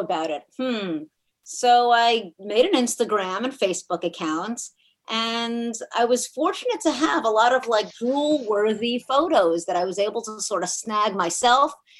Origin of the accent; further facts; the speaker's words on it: South Florida, United States; also born or lived in New York City / Miami / Boca Raton; So South Florida is really where I grew up.